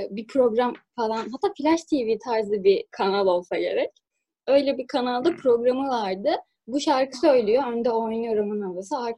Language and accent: Turkish; Buca, İzmir, Turkey; Ben az Buca'lıyım abi.